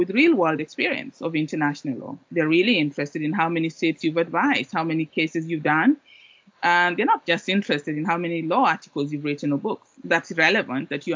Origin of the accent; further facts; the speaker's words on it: Kenya; moved away as an adult; also born or lived in Oxford; I grew up in Kenya